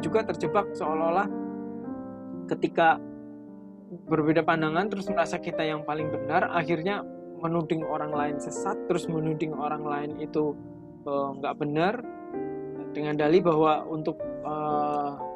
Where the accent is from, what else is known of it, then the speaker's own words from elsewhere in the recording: Java, Indonesia; saya juga orang Jawa